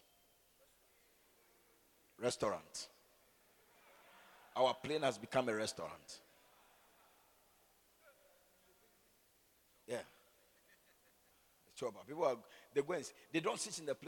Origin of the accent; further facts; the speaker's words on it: Accra, Greater Accra, Ghana; I'm from Gbese.